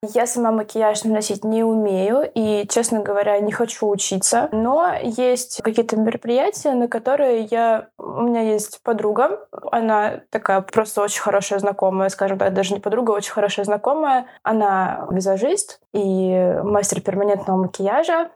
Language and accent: Russian; Moscow, Russia; я из Москвы